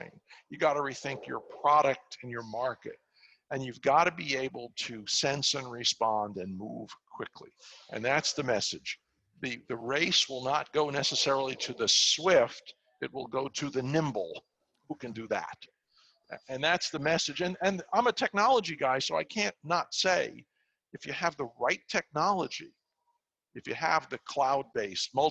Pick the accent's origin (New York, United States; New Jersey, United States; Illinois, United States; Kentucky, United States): New York, United States; New York City; I'm a New Yorker. I grew up in Far Rockaway, Queens